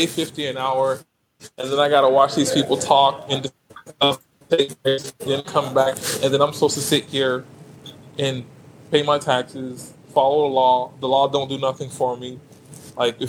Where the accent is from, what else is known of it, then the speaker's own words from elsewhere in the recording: Miami, Florida, United States; moved away; I'm from Miami originally